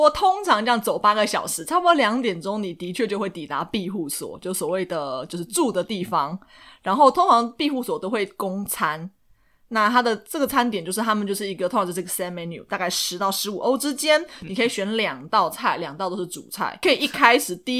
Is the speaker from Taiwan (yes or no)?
yes; Taiwan; 因为我们台湾人台湾人很喜欢吃脆脆的呀，有口感的呀，酥酥的啊，或者是有嚼劲。